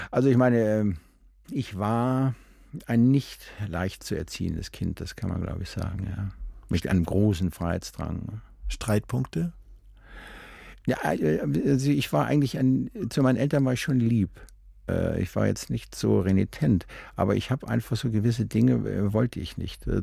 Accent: Rhineland, Germany; Als Rheinländer verkleidet man sich von Hause aus schon mal gerne.

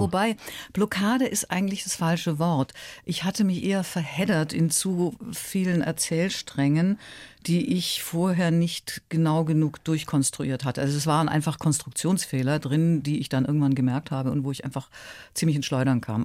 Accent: Ulm, Baden-Württemberg, Germany; moved away as an adult; also born or lived in Munich; aus Ulm, die wirklich ein bisschen eine kleine Provinzmaus war. Das muss man ganz ehrlich sagen. Ich kam ja nun wirklich, kam aus der Kleinstadt und war auf dem Land letztlich groß geworden

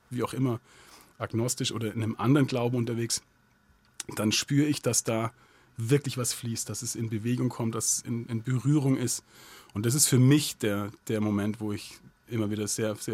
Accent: Southern Germany, Germany; Also es ist ja ein katholischer Gottesdienst und ich bin als Protestantenkind in Süddeutschland groß geworden.

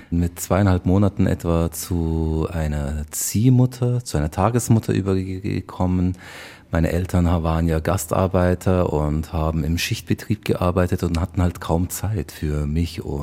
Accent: Bavaria, Germany; accent: Bavarian; ich habe ja nur Deutsch gelernt {S1} oder bei das Omi. genau bei {S0} meiner Omi also sozusagen nur dieses das Deutsch mit einem bayerischen Akzent ja

